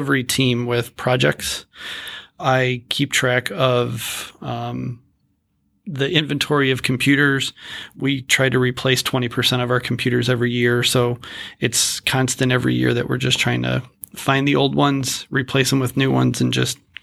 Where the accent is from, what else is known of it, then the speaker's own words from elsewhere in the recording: Cleveland, Ohio, United States; Yep, born and raised